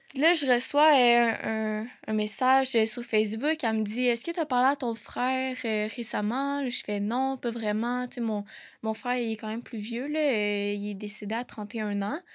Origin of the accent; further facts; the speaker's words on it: Laval, Quebec, Canada; moved away as an adult; also born or lived in South Shore of Montreal; now in Quebec City, Canada; j'ai grandi à Laval et sur la rive sud de Montréal.